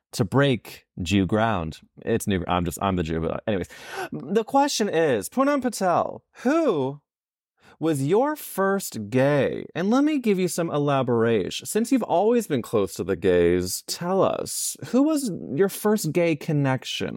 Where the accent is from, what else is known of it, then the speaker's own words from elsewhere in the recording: St. Louis, Missouri, United States; I'm from Saint Louis, where there's an area called Forest Park